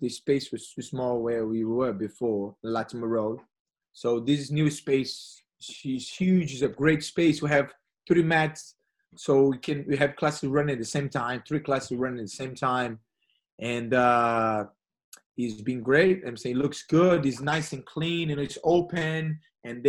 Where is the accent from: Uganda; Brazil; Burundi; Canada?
Brazil; Rio de Janeiro; English is a second language; moved away as an adult; now in London, United Kingdom; Brazil is always it's always my hometown. I mean, the place where I grew up, and the same like Rio and all